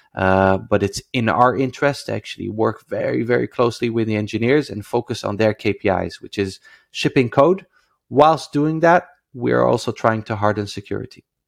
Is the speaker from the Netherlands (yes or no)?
yes; Netherlands; moved away as an adult; now in Israel; I come from the Netherlands